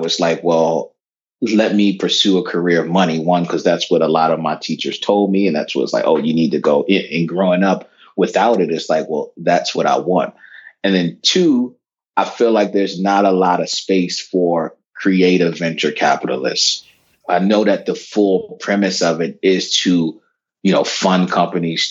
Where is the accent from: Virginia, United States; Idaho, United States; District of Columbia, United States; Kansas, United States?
District of Columbia, United States; Washington; I'm a kid from Northwest D.C. growing up in the 80s, pre-gentrified D.C.